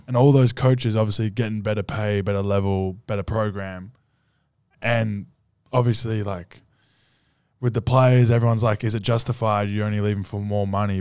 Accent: Australia; now in United States; me as an Australian in U S

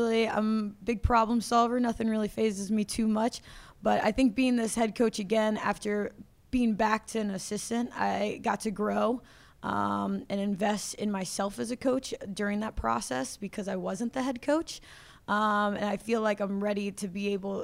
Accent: Cincinnati, Ohio, United States; moved away as an adult; now in Clarksville, United States; Thomas More is actually right across the river in Cincinnati. It's in Kentucky. But it was in my hometown

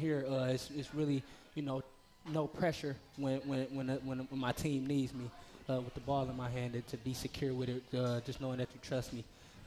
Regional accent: Muskegon, Michigan, United States; growing up in Muskegon, just playing for the Big Reds.

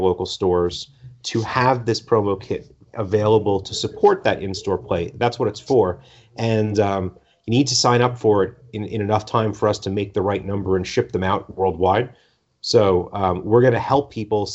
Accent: East Coast, United States; moved away; I'm originally from the East Coast

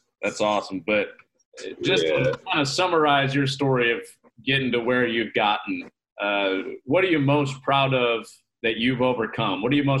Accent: Chicago, Illinois, United States; I grew up in Chicago.

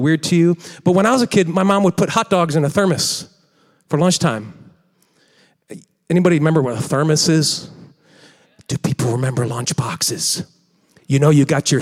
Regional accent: West County, Missouri, United States; I'm from West County. I just call it Illinois.

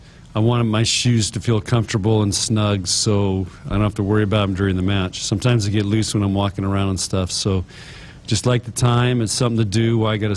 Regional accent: San Diego, California, United States; now in Midwest, United States; You know, we grew up in San Diego, and one of the reasons your mom and I moved to the Midwest was to have four seasons, because we really like the four seasons.

